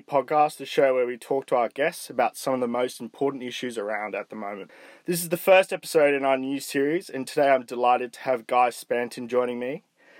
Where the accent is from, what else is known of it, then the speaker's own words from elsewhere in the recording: Hong Kong; both of us growing up in Hong Kong